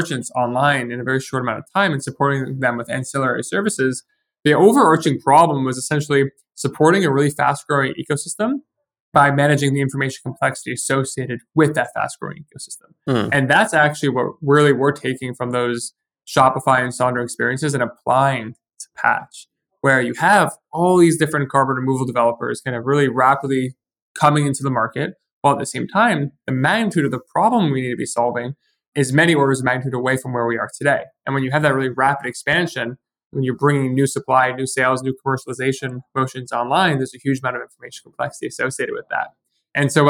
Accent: New York, United States; moved away as an adult; also born or lived in Montreal, Canada / Ottawa, Canada; I'm originally from New York, but I studied chemical engineering in Montreal

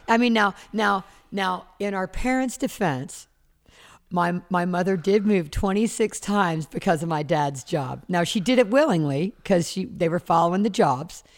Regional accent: Charleston, South Carolina, United States; now in Los Angeles, United States; And I grew up in Charleston, South Carolina. I grew up on the water. I've lived in L A now almost forty years.

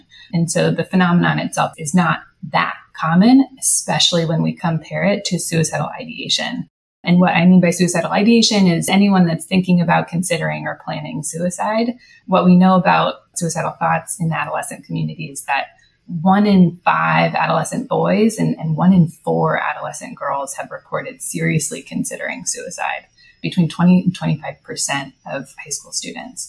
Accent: Palo Alto, California, United States; I'm also a local, so I'm from Palo Alto. I went to Gunn High School

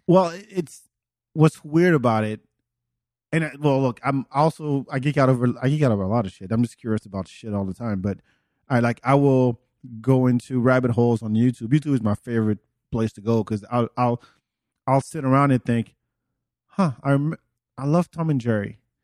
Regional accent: France; English is a second language; moved away; also born or lived in Senegal; born in, in Africa, but raised in France

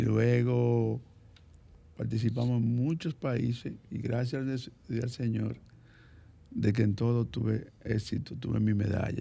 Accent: Santo Domingo, Distrito Nacional, Dominican Republic; Nací aquí en Santo Domingo, en el sector populoso de Villa Consuelo, específicamente en la Felipe Vicini Perdomo. Eh, desde muy pequeño estudié en la escuela pública.

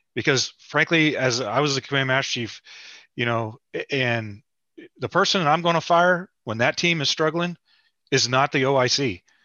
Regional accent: West Virginia, United States; I'm from West Virginia.

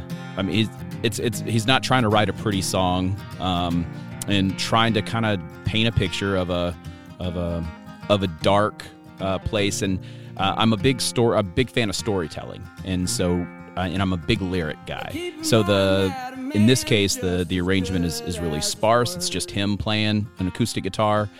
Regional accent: Kentucky, United States; moved away; I'm originally from Kentucky

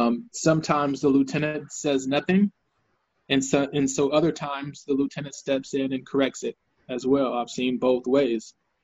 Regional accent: Austin, Texas, United States; also born or lived in San Antonio; when I was growing up in Austin and in San Antonio

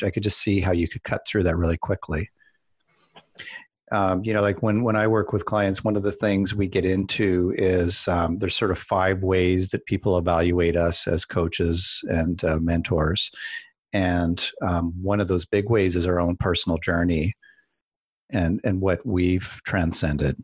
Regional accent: Calgary, Alberta, Canada; I grew up in Calgary

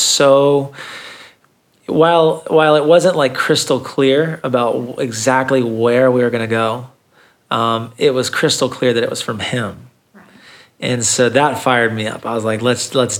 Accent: Thomasville, United States; I grew up in Thomasville

